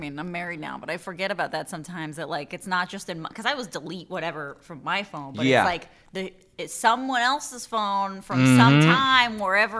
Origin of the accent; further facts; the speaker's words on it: Mexico City, Mexico; now in Washington, United States; And I moved here from Mexico.